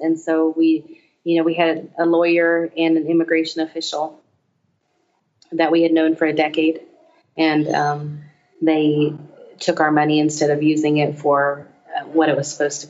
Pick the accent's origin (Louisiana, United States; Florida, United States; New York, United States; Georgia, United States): Louisiana, United States; We're from Louisiana. We need some crawfish.